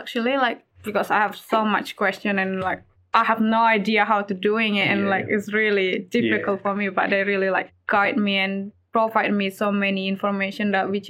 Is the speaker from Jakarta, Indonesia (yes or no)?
no; Medan, North Sumatra, Indonesia; moved away as an adult; now in Drouin, Australia; I'm from Indonesia. Excellent. Whereabouts? In Medan, not Sumatra.